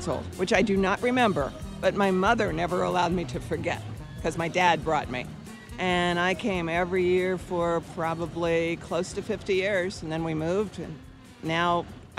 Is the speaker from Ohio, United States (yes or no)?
yes; Columbus, Ohio, United States; now in Celebration, United States; I was born in Columbus, Ohio, and now I live in fabulous Celebration, Florida